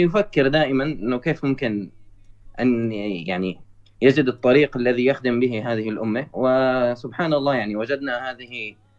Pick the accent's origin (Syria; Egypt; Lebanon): Syria; انا من سوريا